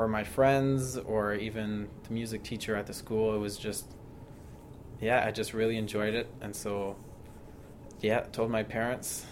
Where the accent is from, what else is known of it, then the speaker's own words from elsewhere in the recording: Barrie, Ontario, Canada; moved away; I'm from Barrie, Ontario